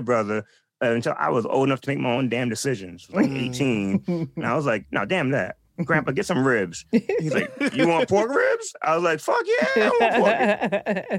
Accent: New York City, New York, United States; I'm from Brooklyn, New York

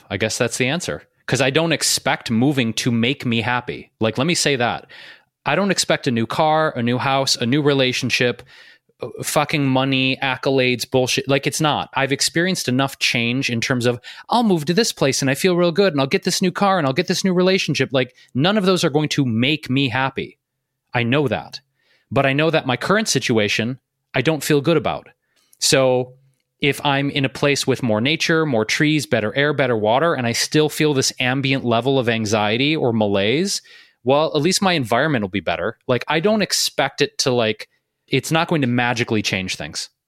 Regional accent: Detroit, Michigan, United States; also born or lived in Chicago / New York City / Bay Area; now in Los Angeles, United States; I moved out of my hometown of Detroit, right? I lived in Chicago, I lived in New York City, I lived in the Bay Area, I've been in LA.

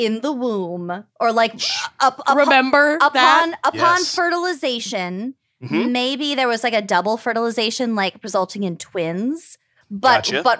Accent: Minnesota, United States; But I'm also from Minnesota. I feel like we put halved grapes in a lot of shit.

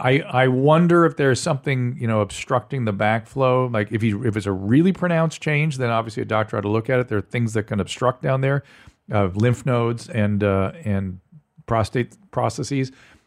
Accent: Buenos Aires, Argentina; English is a second language; Sorry if my English is not the best. I'm from Buenos Aires, Argentina.

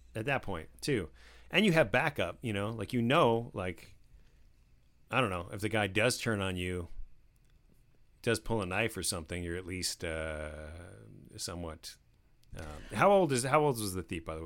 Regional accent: New Jersey, United States; I grew up in New Jersey

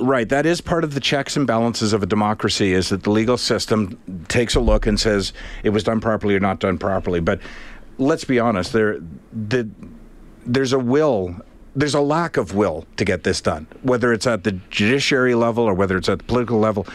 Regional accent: Canada; we're Canadian

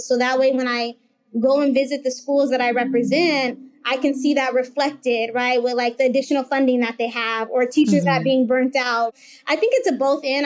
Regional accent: Phoenix, Arizona, United States; the school that I grew up in in South Phoenix

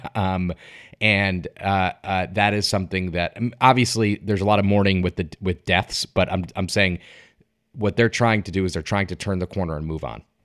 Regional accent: Connecticut, United States; I'm from Connecticut.

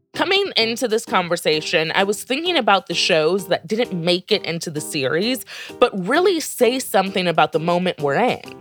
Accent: United States; as an American

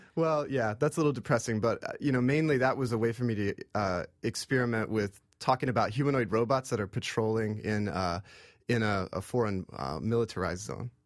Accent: Oklahoma, United States; I grew up in Oklahoma, uh, in, in the Cherokee Nation

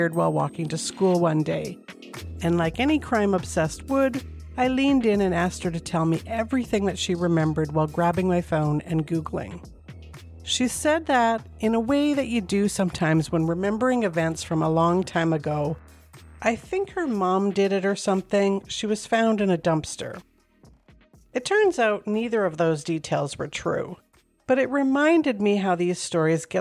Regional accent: Calgary, Alberta, Canada; Calgary, Alberta, Canada is my hometown. We moved here in the summer of 1978

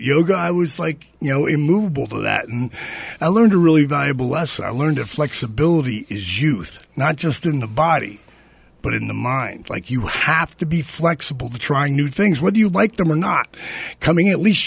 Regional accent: New Jersey, United States; I'm from Jersey

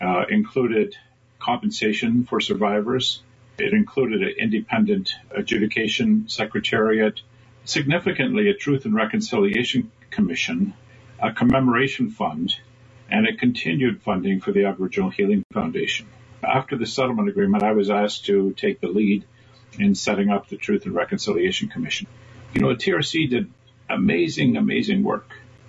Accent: Six Nations of the Grand River, Ontario, Canada; I'm from the Bear Clan. I'm Mohawk and Ojibwe, and I'm a resident and member here at Six Nations of the Grand River near Brantford, Ontario.

